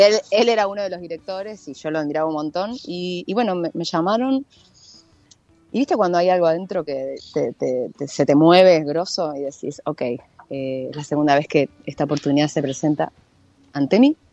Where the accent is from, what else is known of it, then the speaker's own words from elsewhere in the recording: Uruguay; now in Argentina; yo soy nací en Uruguay.